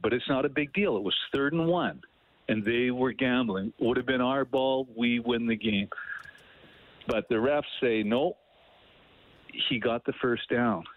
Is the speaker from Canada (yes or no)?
yes; Edmonton, Alberta, Canada; right in E-Town, my hometown